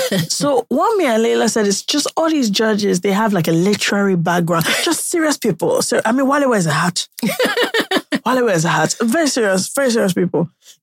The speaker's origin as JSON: {"language": "English", "country": "United Kingdom", "said": "I'm British"}